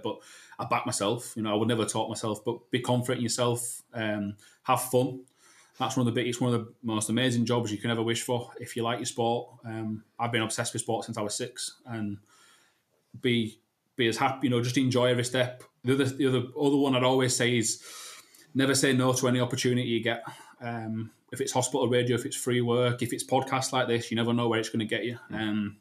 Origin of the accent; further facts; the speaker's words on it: Leeds, Yorkshire and the Humber, United Kingdom; I'm from Leeds